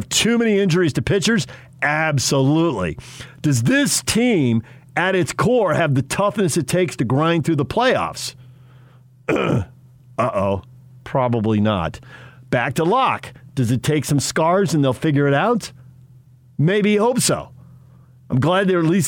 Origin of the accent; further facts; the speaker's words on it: San Diego, California, United States; moved away; I'm from San Diego